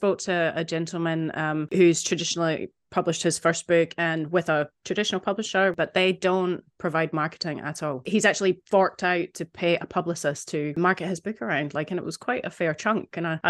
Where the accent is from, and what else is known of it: Scotland, United Kingdom; born or raised there; moved away